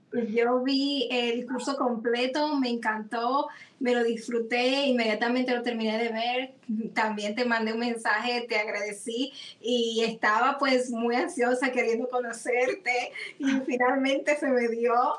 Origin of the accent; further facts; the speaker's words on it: Dominican Republic; como en dominicano se dice gaguear